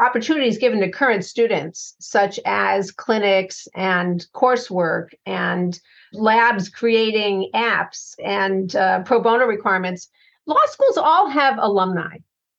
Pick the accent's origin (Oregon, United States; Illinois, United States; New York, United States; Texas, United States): Illinois, United States; Chicago; works globally, but also in my hometown of Chicago.